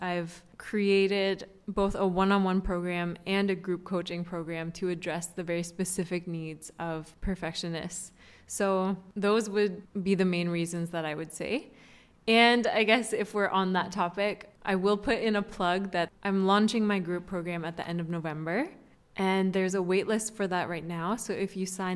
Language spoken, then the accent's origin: English; Canada; moved away as an adult; now in Singapore; as a Canadian